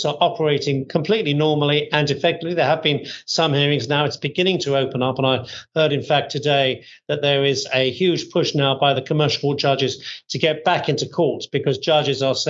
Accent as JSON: {"language": "English", "country": "United Kingdom"}